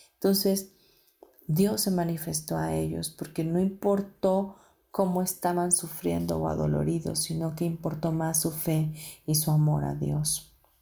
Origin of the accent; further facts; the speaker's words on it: Mexico; also born or lived in United States; yo siendo mexicana